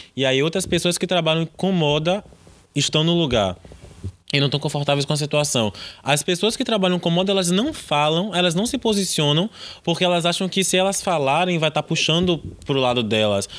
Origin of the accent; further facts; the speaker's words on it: Salvador, Bahia, Brazil; a gente é do Nordeste, a gente é de Salvador